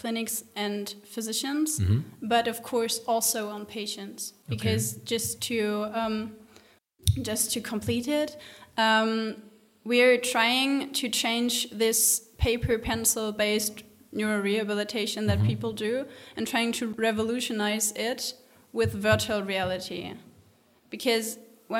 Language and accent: English; Hanover, Lower Saxony, Germany; moved away as an adult; now in Heidelberg, Germany; I'm originally from Hanover. I'm living in South Germany in the beautiful city of Heidelberg for the last